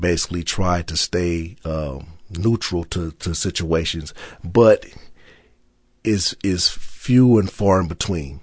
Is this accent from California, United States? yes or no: yes; Los Angeles, California, United States; I'm from South Central Los Angeles.